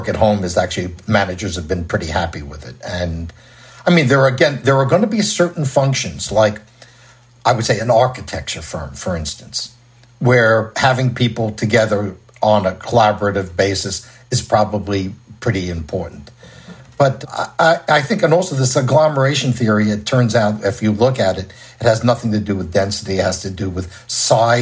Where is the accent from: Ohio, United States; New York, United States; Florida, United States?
New York, United States; New York City; accent: New York; now in Orange County, United States; New York City, which is my native city, as you can tell from my accent